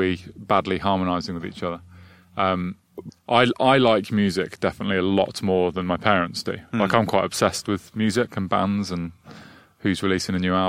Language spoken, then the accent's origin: English; Midlands, England, United Kingdom; born or raised there; also born or lived in London